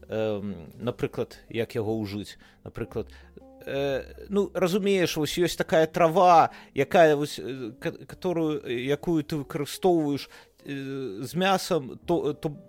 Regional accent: Belarus; Мы белорусы.

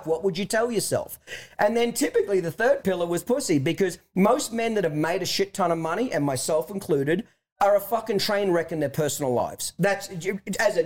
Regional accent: Australia; moved away as an adult; now in United States; I'm from Australia originally, moved here in 1997

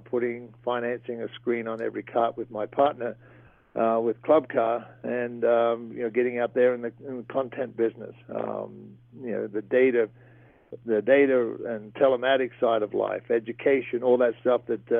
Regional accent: Great Barrier Reef, Queensland, Australia; moved away; ever since I was a kid growing up on the Great Barrier Reef

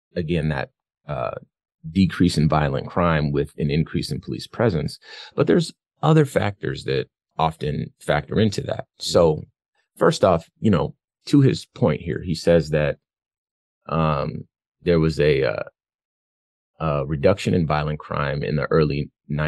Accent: Compton, California, United States; I'm from Compton, California

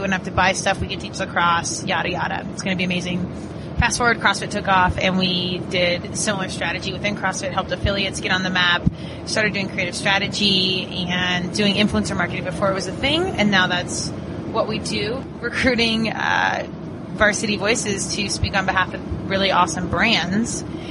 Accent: Aurora, Colorado, United States; also born or lived in Virginia; I'm from Aurora, Colorado. Born and raised.

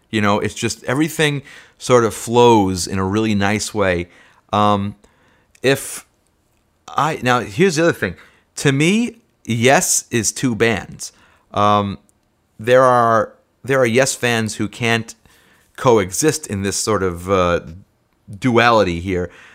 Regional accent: New York City, New York, United States; Staten Island, and that's my hometown.

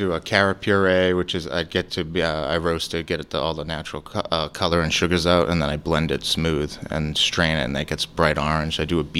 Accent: Boston, Massachusetts, United States; accent: Boston; moved away as an adult; also born or lived in Medford, Massachusetts; now in Florida, United States; From Boston. I'm from North End, Boston, Medford as well.

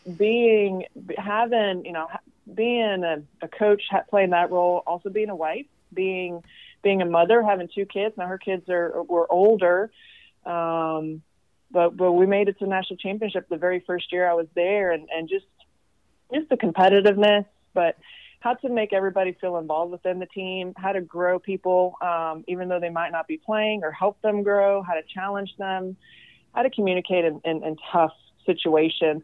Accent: Sweden; also born or lived in Tennessee; now in Kentucky, United States; I'm from Sweden, so I don't have any family outside of his family here

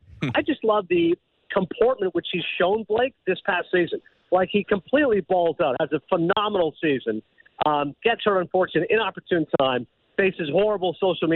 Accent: Canada; being good Canadian

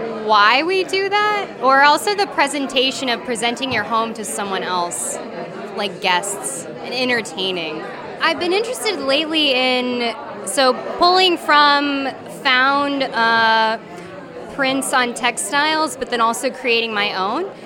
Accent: Corpus Christi, Texas, United States; now in Brooklyn, United States; I'm originally from Corpus Christi, Texas, but I live in Brooklyn now.

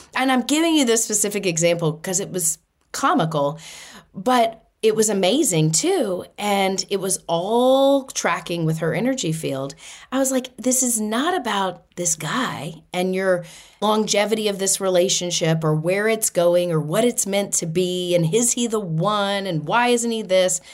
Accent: Boston, Massachusetts, United States; I'm from Boston

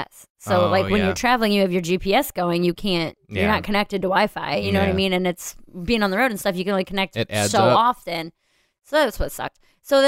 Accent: Cleveland, Ohio, United States; I'm from Cleveland

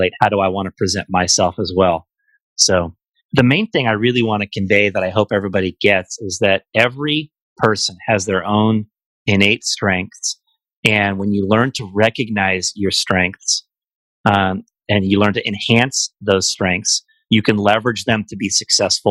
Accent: Bay Area, California, United States; parts of the Bay Area that where I'm from

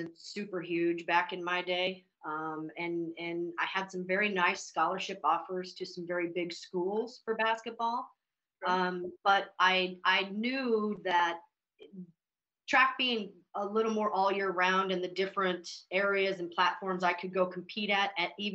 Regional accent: Billings, Montana, United States; also born or lived in Butte, Montana / Anaconda, Montana / Missoula, Montana; I was born in a mining town called Butte, which is 20 miles from Anaconda. I grew up in Anaconda through just like the first or second grade. My parents had divorced, and then I moved to Billings, Montana

